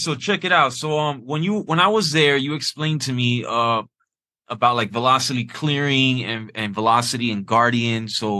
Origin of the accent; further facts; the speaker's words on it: Miami, Florida, United States; also born or lived in Puerto Rico; now in Los Angeles, United States; I'm from Miami originally, so it's warm there. Now I'm in LA. I was in Puerto Rico.